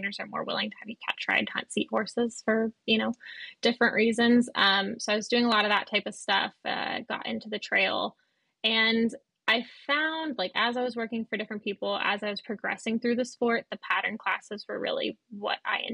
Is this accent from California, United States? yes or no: yes; California, United States; moved away as an adult; now in Ireland; by my accent, I am a California native as well